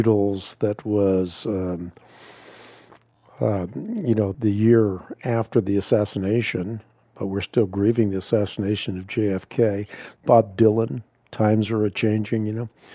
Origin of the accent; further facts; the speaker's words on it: Netherlands; moved away; I grew up in Holland, or I was born in Holland at least